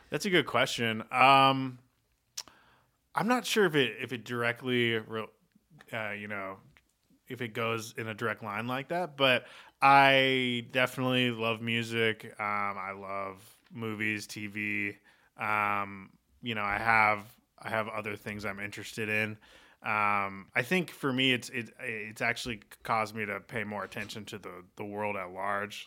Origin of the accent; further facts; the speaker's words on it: Portland, Oregon, United States; I grew up in Portland, Oregon